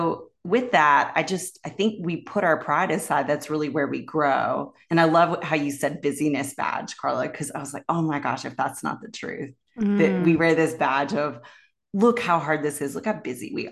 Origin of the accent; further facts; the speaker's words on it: Raleigh, North Carolina, United States; I grew up in Raleigh, North Carolina, in the South